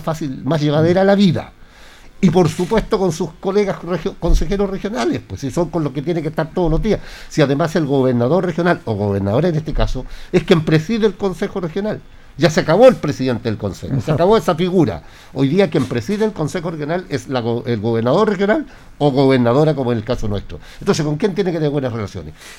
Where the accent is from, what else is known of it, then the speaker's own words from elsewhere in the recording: Linares, Maule, Chile; yo soy de Linares